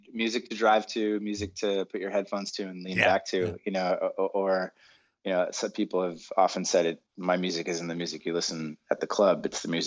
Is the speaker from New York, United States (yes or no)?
no; Boston, Massachusetts, United States; now in California, United States; when I moved, I was I'm from Boston. Maybe typical masshole.